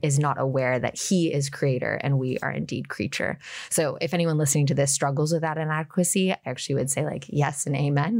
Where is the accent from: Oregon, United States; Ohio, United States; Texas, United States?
Oregon, United States; Portland; moved away as an adult; also born or lived in Washington, D.C.; I grew up just outside of Portland, born and raised